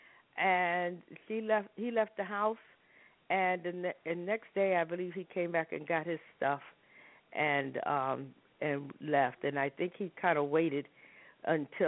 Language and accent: English; New York City, New York, United States; moved away as an adult; also born or lived in Harlem; I tell people I was born in Harlem and raised in the South Bronx